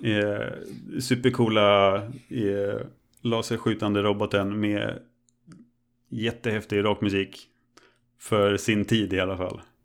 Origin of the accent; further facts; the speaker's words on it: Örebro, Örebro County, Sweden; moved away as an adult; also born or lived in Östersund; hemma i Örebro när jag hade flyttat till, eh, mm. flyttat till Östersund